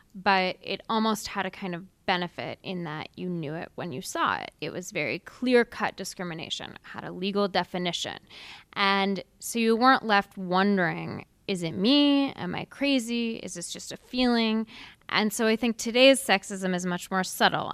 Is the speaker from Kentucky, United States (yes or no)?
no; Seattle, Washington, United States; I grew up in Seattle, really progressive town